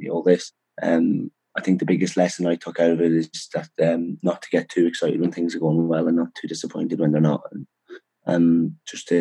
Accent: Dundalk, Leinster, Ireland; moved away; also born or lived in Edinburgh; I'm born and raised in Dundalk

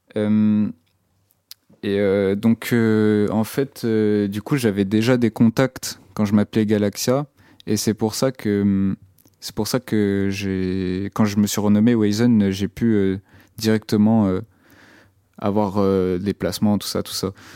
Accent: Brittany, France; now in Rennes, France; dans mon bled, qui c'est un bled euh, en Bretagne

